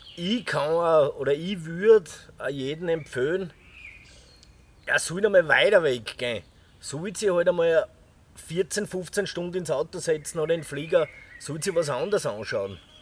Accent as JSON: {"language": "German", "town": "Irdning", "region": "Styria", "country": "Austria", "said": "ich komme aus der Scheiner Obersteiermark, speziell jetzt aus Irtning"}